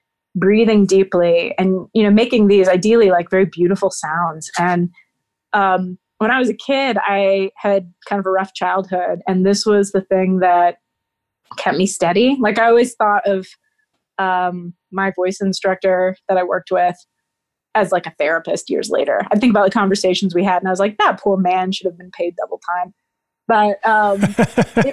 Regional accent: Nashville, Tennessee, United States; I grew up in Nashville, Tennessee

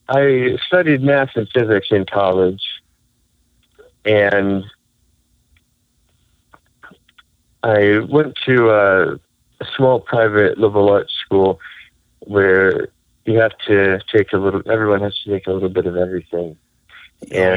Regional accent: the Bible Belt, the rural South, United States; I grew up in the Bible Belt as a rational materialistic atheist. And so in the rural South

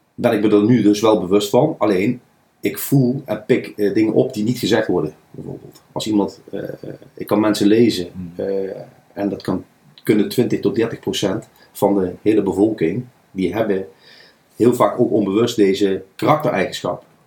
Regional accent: Nijmegen, Gelderland, Netherlands; Ik ben geboren en getogen in Nijmegenaar. Kan je soms ook wel horen.

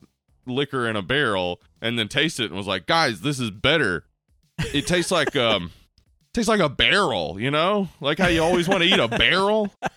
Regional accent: Liverpool, North West England, United Kingdom; I'm from Liverpool.

